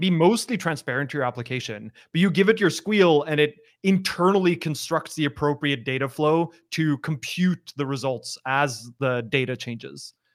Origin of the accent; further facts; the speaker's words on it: Norway; moved away as an adult; also born or lived in Australia; I'm from Norway originally